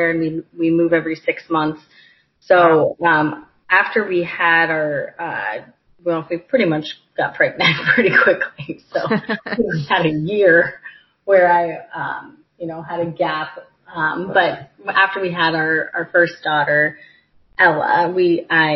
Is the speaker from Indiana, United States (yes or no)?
yes; Carmel, Indiana, United States; also born or lived in Michigan; I am from Carmel. I grew up there and went to Carmel High School.